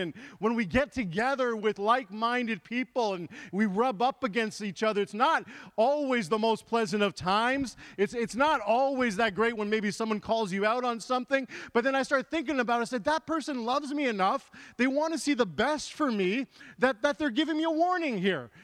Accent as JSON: {"language": "English", "country": "Canada", "also_born_or_lived": "England", "said": "I come from Canada."}